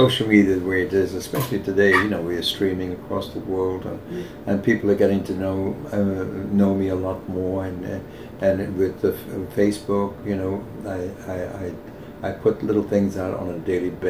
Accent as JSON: {"language": "English", "town": "Leicester", "region": "East Midlands", "country": "United Kingdom", "moved": "yes", "said": "I come from Great Britain"}